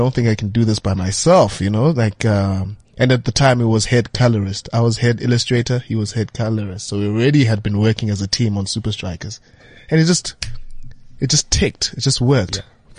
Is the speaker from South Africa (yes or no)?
yes; Butterworth, Eastern Cape, South Africa; I'm from Butterworth.